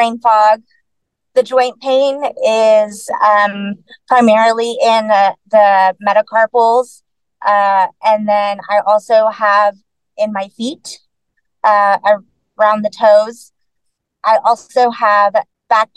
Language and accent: English; Texas, United States; born and raised in Texas, lived here my whole life